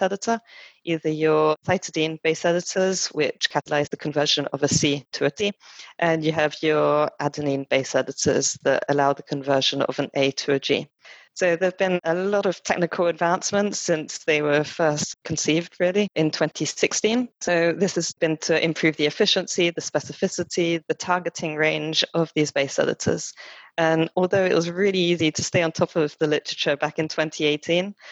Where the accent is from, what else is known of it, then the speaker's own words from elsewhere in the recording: France; accent: French twinge; moved away as an adult; now in United Kingdom; I was actually born and brought up in France and then came to the UK for university.